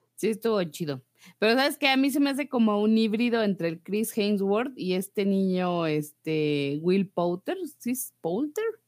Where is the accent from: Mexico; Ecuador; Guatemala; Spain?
Mexico; como mexicanos